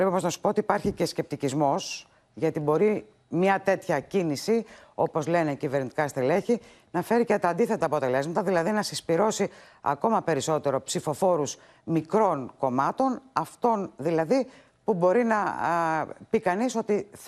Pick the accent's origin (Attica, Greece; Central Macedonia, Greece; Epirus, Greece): Attica, Greece; Athens; Εγώ μεγάλωσα δίπλα στη Βουλή. Έκανα τι βόλτε μου στον εθνικό κήπο.